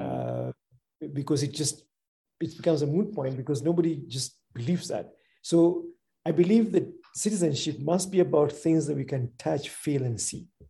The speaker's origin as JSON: {"language": "English", "country": "Kenya", "said": "I'm a Kenyan and I love my country"}